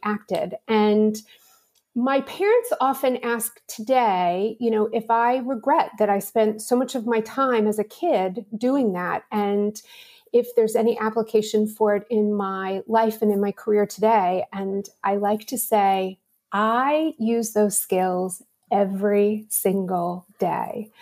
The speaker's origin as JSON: {"language": "English", "town": "Pittsburgh", "region": "Pennsylvania", "country": "United States", "tie": "born or raised there", "said": "I'm from Pittsburgh, Pennsylvania, and I always tell people it was a wonderful city to grow up"}